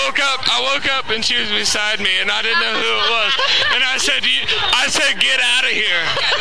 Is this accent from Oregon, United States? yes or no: no; Indiana, United States; I'm from Indiana.